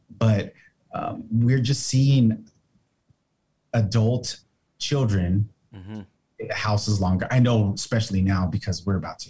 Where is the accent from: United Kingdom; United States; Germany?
United States; being Mexican American